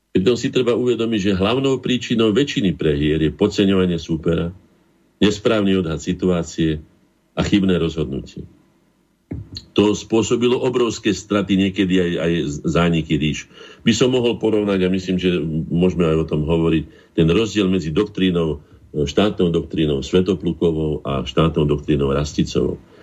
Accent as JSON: {"language": "Slovak", "country": "Slovakia", "said": "my sme Slováci"}